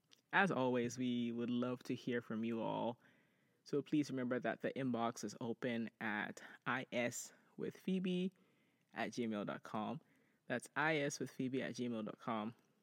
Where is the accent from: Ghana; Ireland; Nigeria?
Ghana; you know, Ajua and I grew up in Ghana